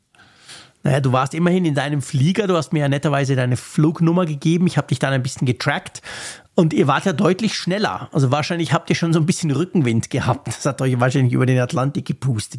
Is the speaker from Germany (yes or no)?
no; Switzerland; bei uns in der Schweiz